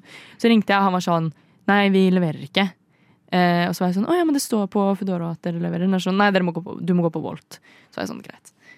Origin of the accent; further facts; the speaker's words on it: Indre Østfold, Norway; now in Oslo, Norway; Jeg er fra Indre Østfold